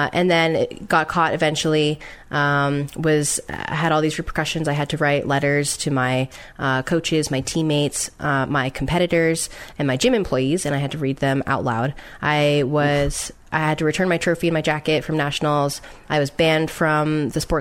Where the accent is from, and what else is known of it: Rhode Island, United States; born or raised there